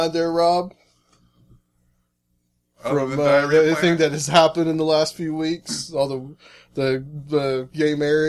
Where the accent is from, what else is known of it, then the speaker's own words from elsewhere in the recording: Chattanooga, Tennessee, United States; my hometown, which is Chattanooga, Tennessee.